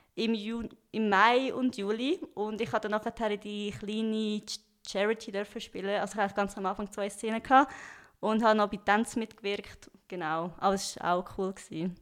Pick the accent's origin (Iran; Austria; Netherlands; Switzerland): Switzerland; Stans, Nidwalden; accent: Swiss; moved away as an adult; also born or lived in Lucerne; now in Cologne, Germany; als Schweizerin